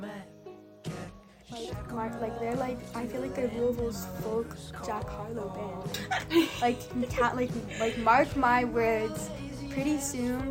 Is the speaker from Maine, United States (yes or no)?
no; Louisville, Kentucky, United States; I'm from Louisville, Kentucky